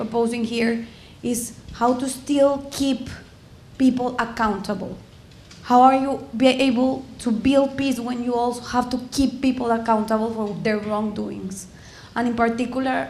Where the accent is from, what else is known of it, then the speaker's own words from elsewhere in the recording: Colombia; I'm also from Colombia.